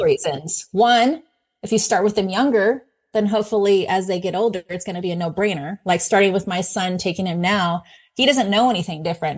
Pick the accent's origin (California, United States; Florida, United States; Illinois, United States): California, United States; moved away; I'm originally from California